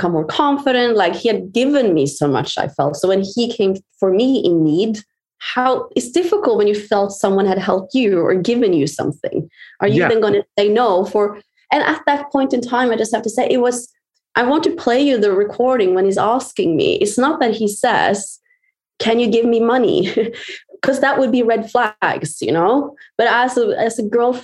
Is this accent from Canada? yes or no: no; Norway; I'm from Norway